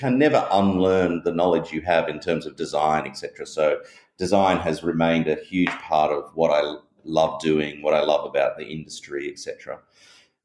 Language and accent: English; Perth, Western Australia, Australia; you can tell from my accent, I'm from Australia, and I grew up in Perth in Western Australia.